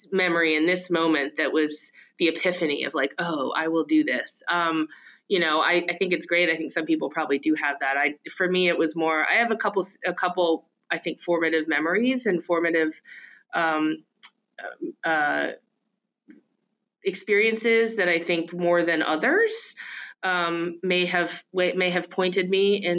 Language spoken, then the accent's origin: English; central Pennsylvania, United States; moved away as an adult; now in Maryland, United States; I grew up in central Pennsylvania